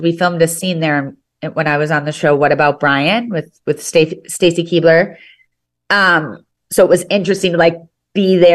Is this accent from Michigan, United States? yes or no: no; Wisconsin, United States; I was born in Wisconsin, so it's the Packers are in my heart too